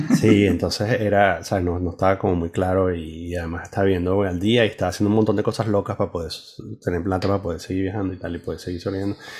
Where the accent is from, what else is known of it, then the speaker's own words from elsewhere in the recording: Venezuela; moved away; also born or lived in Spain; la única vez que fui a Venezuela después de, de haber salido, eh, lo que sentí, o sea, sí, cuando entré a casa de mis padres